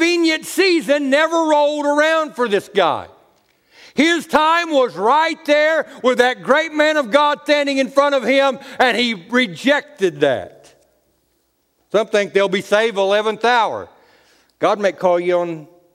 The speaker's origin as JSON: {"language": "English", "country": "United States", "said": "I'm an American. I have a birth certificate."}